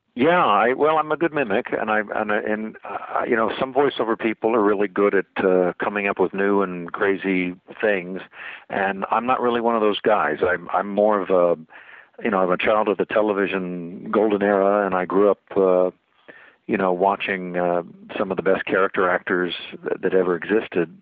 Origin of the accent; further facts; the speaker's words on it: Kansas, United States; also born or lived in Maryland; I spent my formative years here in the Midwest